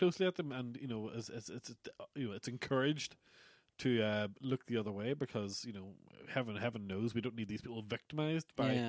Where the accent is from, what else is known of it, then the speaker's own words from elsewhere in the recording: Ballynahinch, Northern Ireland, United Kingdom; where I grew up in Ballinahinch